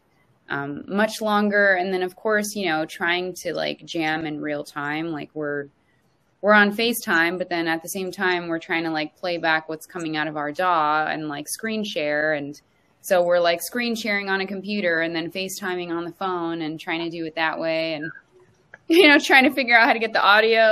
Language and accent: English; Los Angeles, California, United States; moved away as an adult; also born or lived in New York; I was born in West LA, grew up by Venice and lived in NorCal for a little bit too.